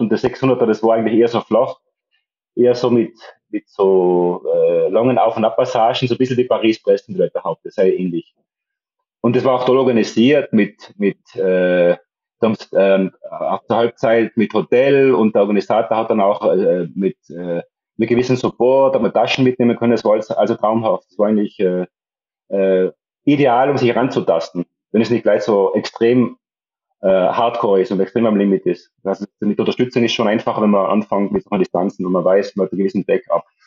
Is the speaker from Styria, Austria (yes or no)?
no; Tyrol, Austria; moved away as an adult; now in Mallorca, Spain; darum bin ich eigentlich in, in Tirol aufgewachsen